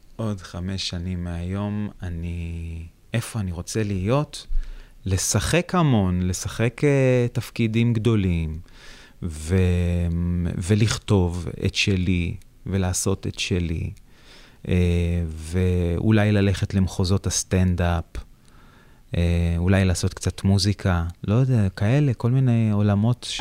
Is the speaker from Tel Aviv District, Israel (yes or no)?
no; Beit Shemesh, Jerusalem District, Israel; אני גדלתי בבית שמש